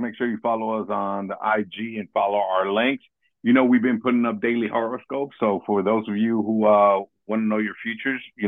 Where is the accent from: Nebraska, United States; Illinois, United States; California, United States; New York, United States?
California, United States; Los Angeles; moved away as an adult; now in Monterey Park, United States; growing up in South LA, man, growing up in South Central, I've been shot